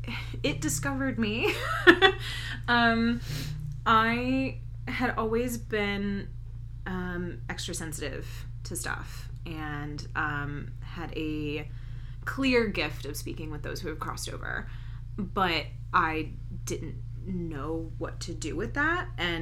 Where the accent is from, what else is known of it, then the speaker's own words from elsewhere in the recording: North Carolina, United States; now in Salem, United States; I am from North Carolina. I grew up in the Piedmont. And then I moved up to Asheville, North Carolina, which is in the Western Carolina Mountains.